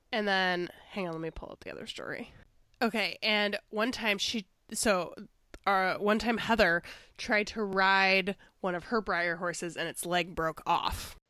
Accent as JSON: {"language": "English", "town": "Chicago", "region": "Illinois", "country": "United States", "said": "I'm from Chicago"}